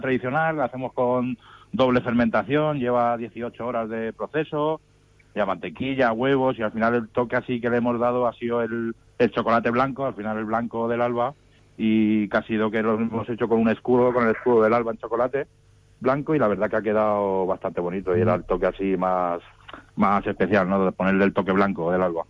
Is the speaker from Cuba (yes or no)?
no; Alicante, Valencian Community, Spain; yo soy de Alicante